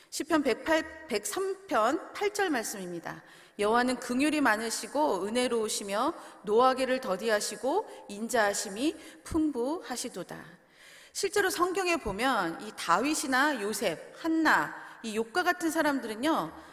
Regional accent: South Korea; now in Canada; 빨리빨리 문화에서 나고 자랐기 때문에 이미 한국을 떠나서 이곳에 와서 생활을 하더라도

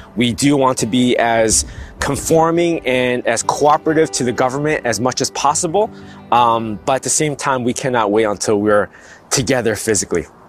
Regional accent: United States; moved away as an adult; now in Toronto, Canada; we're actually from the States. We moved to Toronto

